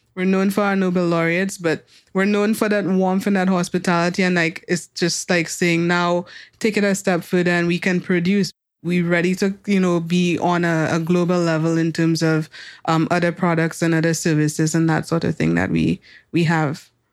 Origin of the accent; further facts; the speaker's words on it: Soufrière, St. Lucia; growing up in Sufre